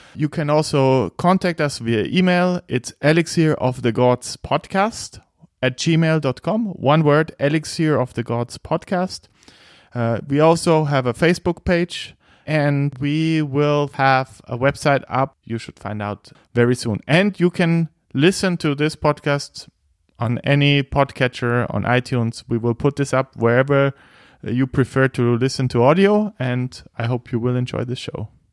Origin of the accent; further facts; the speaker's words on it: Bavaria, Germany; I am chairman from Bavaria